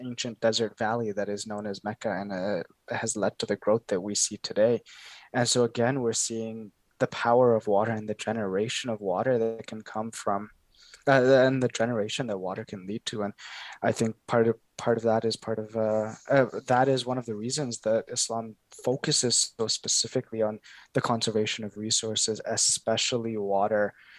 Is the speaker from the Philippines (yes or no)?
no; Kenya; now in Canada; I come, I was born in Kenya, and I come from Kenya